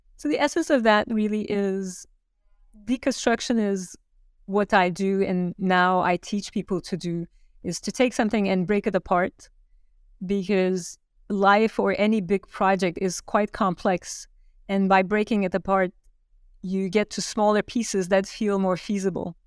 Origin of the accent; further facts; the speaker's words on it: Turkey; moved away as an adult; now in New York, United States; I grew up in Turkey. I was born in Turkey and had a Fulbright scholarship to come to New York